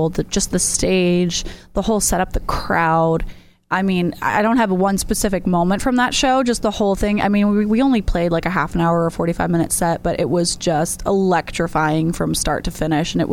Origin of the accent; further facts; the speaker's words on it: York, Maine, United States; I am a country pop singer songwriter. I'm from York, Maine, but I play all over New England.